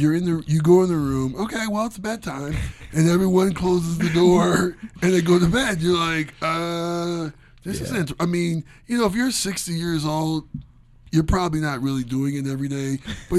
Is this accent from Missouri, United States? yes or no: no; Ohio, United States; I'm from Ohio and I live in the snow belt.